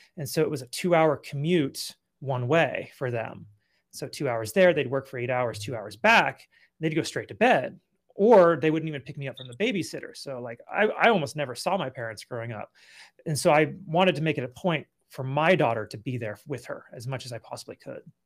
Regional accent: California, United States; also born or lived in Colorado / Akron, Ohio; now in Nevada, United States; I grew up in California

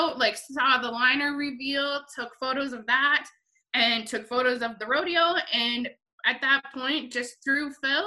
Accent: Rocky Mountain House, Alberta, Canada; My hometown rodeo of Rocky Mountain House

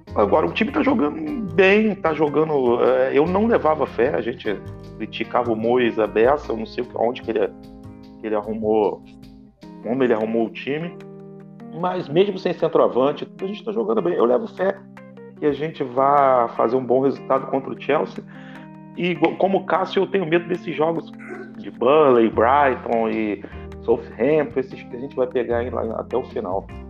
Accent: Brazil; eu sou brasileiro

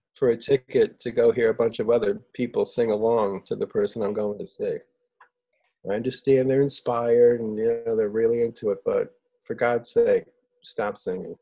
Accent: Southington, Connecticut, United States; I was born and raised in Southington, Connecticut.

